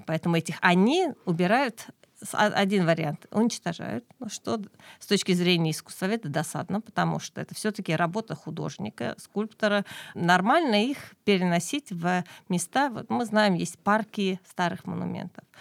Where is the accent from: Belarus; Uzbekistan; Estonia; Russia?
Estonia; Keila, Harju County; я сама родом из Кейла